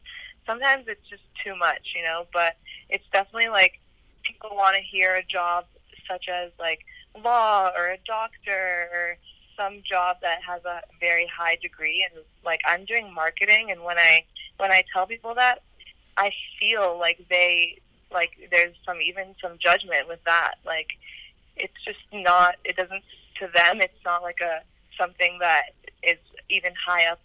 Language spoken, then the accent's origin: English; Los Angeles, California, United States; also born or lived in Santa Barbara, California; coming back to L.A.